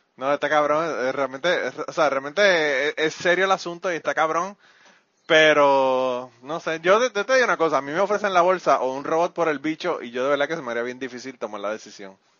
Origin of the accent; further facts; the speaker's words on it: Puerto Rico; la cuestión patriótica de Puerto Rico es que nosotros somos súper patrióticos